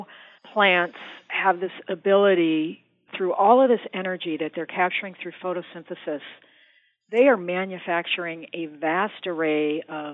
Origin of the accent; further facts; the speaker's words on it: suburb south of Denver, Colorado, United States; I grew up in Colorado, not like up in the mountains, but in this sort of average suburb south of Denver